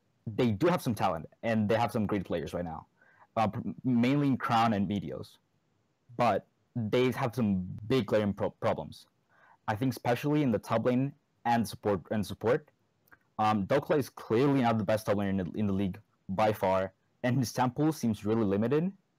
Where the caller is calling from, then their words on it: Santiago, Santiago Metropolitan Region, Chile; Santiago de Chile.